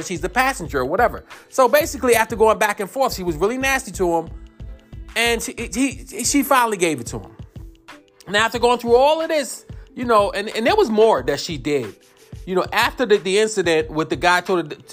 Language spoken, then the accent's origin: English; New York, United States; I'm from New York